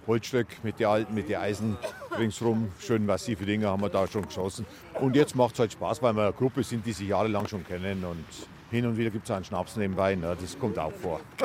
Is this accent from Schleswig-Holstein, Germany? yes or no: no; Appersdorf, Bavaria, Germany; Ich bin am Regen da aufgewachsen in Appersdorf